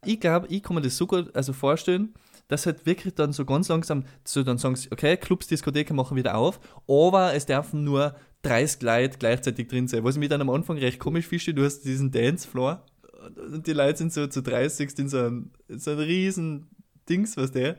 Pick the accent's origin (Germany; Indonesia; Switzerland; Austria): Austria; Salzburg; bei uns in Salzburg